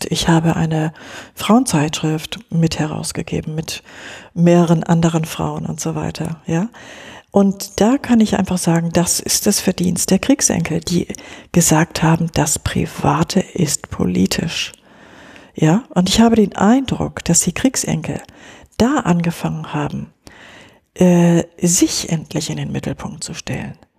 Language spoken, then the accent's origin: German; West Germany, Germany; Ich bin in Westdeutschland groß geworden, ja.